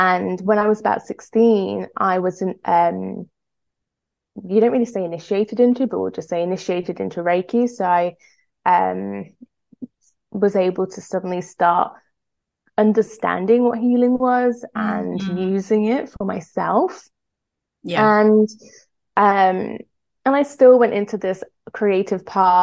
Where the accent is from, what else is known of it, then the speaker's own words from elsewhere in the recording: Greece; I was brought up in Greece